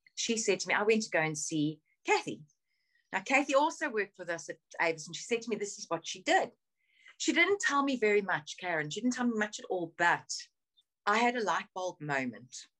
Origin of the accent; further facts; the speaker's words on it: South Africa; moved away as an adult; now in United Kingdom; I grew up in South Africa. I was born in South Africa